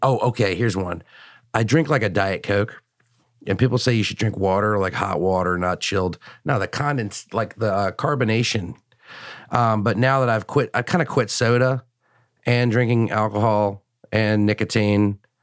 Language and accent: English; Richmond, Virginia, United States; also born or lived in Washington, D.C.; I was born in Richmond